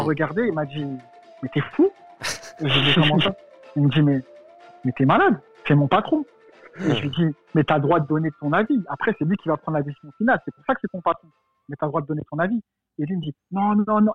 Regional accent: France; je suis français

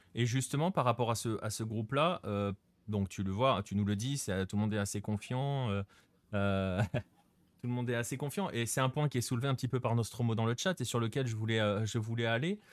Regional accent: France; nous, en tant que Français

